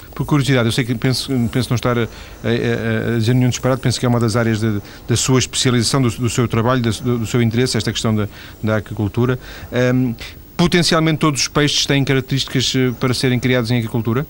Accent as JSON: {"language": "Portuguese", "region": "Lisbon", "country": "Portugal", "tie": "born or raised there", "moved": "yes", "lives_now": "northern Portugal", "said": "Eu, eu nasci em Lisboa, já, já vivo no norte há, há muitos, muitos anos, lembro-me da minha mãe comprar em Lisboa cachuchos"}